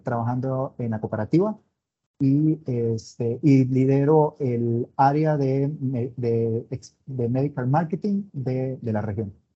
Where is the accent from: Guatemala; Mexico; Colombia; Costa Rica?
Costa Rica; Soy costarricense